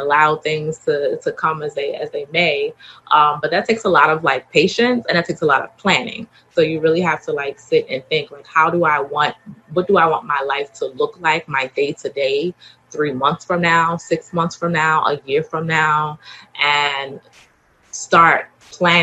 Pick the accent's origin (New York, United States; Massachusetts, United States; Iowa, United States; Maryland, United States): Maryland, United States; Baltimore; I'm from Baltimore, so I have that hustler